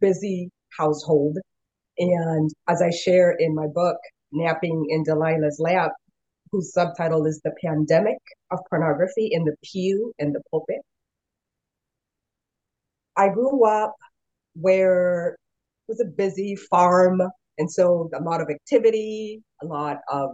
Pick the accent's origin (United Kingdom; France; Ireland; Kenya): Kenya; moved away as an adult; also born or lived in Oregon, United States; now in United States; I am originally from Kenya. I was born in the country in Kenya and had a wonderful childhood for the most part